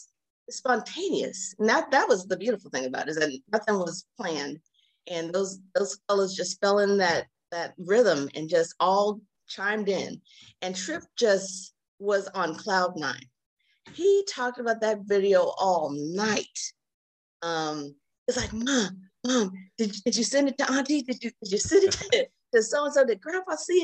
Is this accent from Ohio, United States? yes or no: no; Alaska, United States; moved away; I'm actually from Alaska. I went home to Alaska